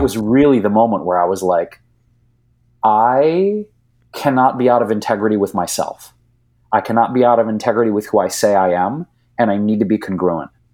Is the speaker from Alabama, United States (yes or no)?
no; Detroit, Michigan, United States; moved away as an adult; now in California, United States; I grew up in Detroit, Michigan